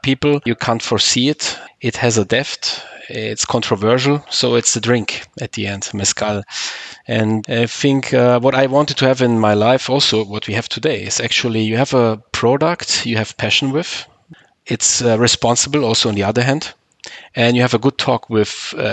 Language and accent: English; Munich, Bavaria, Germany; now in Traunstein, Germany; I was born in Munich, 76. And I have roots from Croatia, the island from Korçula my parents come from.